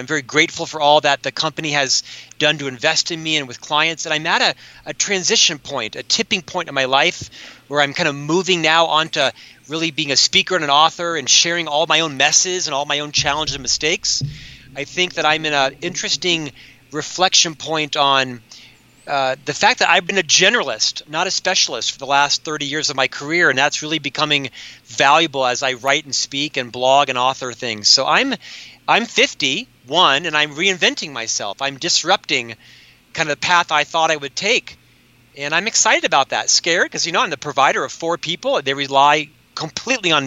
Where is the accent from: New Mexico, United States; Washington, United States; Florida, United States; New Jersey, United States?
Florida, United States; Winter Park; also born or lived in Orlando, Florida; now in Salt Lake City, United States; I was born, as you know, born and raised in Winter Park there and lived most of my early life in the Orlando area